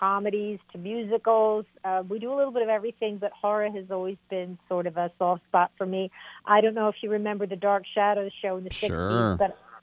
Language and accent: English; New Jersey, United States; also born or lived in Philadelphia; I grew up in Jersey